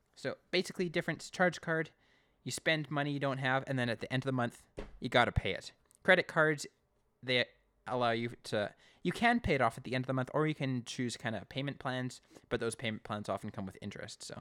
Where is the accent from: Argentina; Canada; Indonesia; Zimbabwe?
Canada; I'm Canadian